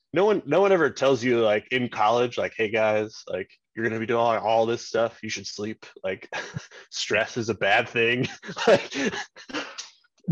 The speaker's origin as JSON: {"language": "English", "country": "United States", "said": "I'm the American."}